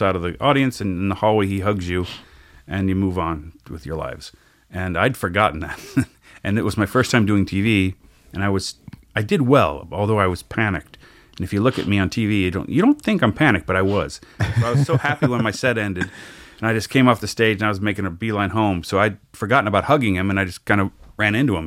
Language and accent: English; Cincinnati, Ohio, United States; moved away as an adult; now in Los Angeles, United States; I grew up in Cincinnati, Ohio